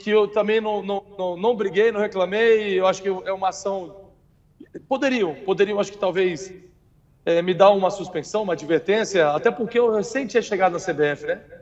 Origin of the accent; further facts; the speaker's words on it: Brasília, Federal District, Brazil; born there; now in Aracaju, Brazil; É, eu sou nascido em Brasília.